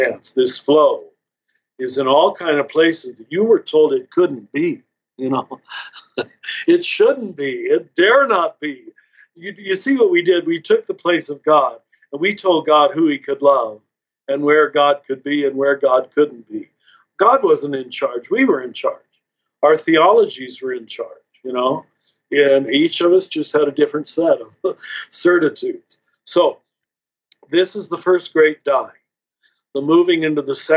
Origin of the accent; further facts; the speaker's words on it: Kansas, United States; I was raised conservative Catholic in Kansas